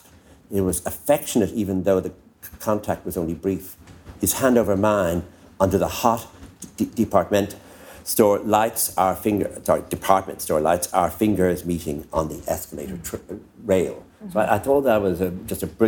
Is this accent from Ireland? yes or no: yes; Enniscorthy, Leinster, Ireland; When we used to come up to Dublin on the train from Enniscorthy